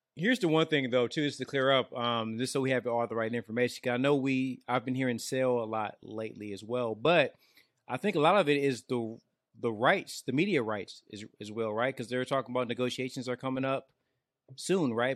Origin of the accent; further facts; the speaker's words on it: Detroit, Michigan, United States; now in Georgia, United States; I live out here in Georgia, but I'm from Detroit